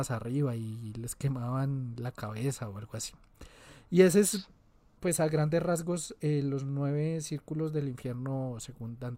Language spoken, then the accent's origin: Spanish; Antioquia, Colombia; yo soy de Antioquia.